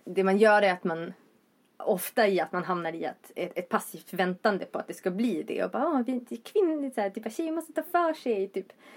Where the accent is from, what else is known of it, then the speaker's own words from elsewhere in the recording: Vindeln, Västerbotten County, Sweden; moved away as an adult; also born or lived in Gothenburg; now in Uppsala, Sweden; Från Västerbotten. Eh, Vindeln mer specifikt.